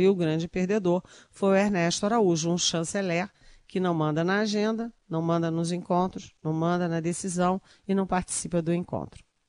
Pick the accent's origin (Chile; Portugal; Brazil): Brazil; nós, brasileiros, somos da América Latina